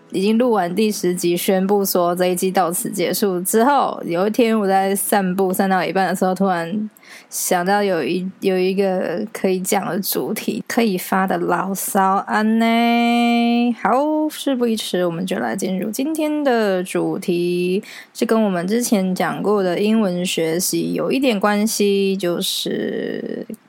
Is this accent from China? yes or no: no; Taiwan; 然后就我一个是台湾人